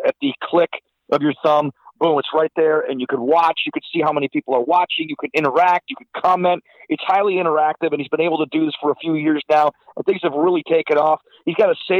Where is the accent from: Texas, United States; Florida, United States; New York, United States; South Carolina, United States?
New York, United States; Silver Creek; I was brought up in the First Baptist Church of Silver Creek, New York.